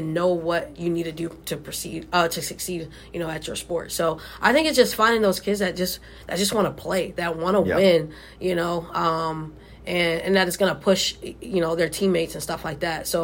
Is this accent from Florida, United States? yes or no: yes; Miami, Florida, United States; moved away; also born or lived in Texas; I'm from originally from Miami